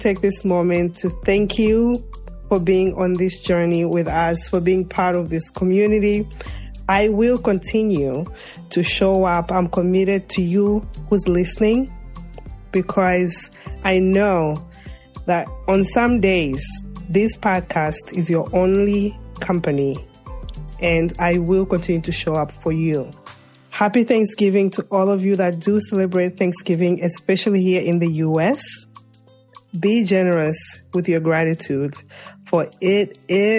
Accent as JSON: {"language": "English", "town": "New York City", "region": "New York", "country": "United States", "tie": "born or raised there", "said": "my hometown, Brooklyn, New York"}